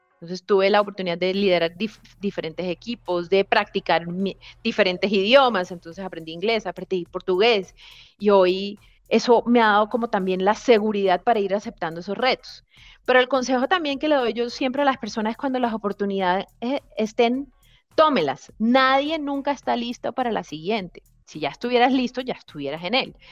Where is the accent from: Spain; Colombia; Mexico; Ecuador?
Colombia; Barranquilla, Caribbean coast; moved away; also born or lived in Bogotá; yo soy costeña